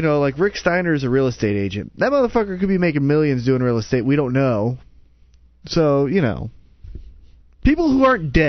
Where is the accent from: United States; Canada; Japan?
Canada; I'm Canadian and I'm fucking got a little dick.